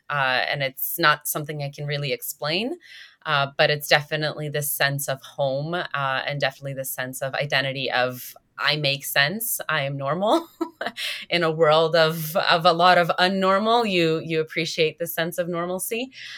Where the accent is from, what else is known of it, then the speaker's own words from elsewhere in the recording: Toronto, Ontario, Canada; also born or lived in Lviv, Ukraine; I was born in Toronto in Canada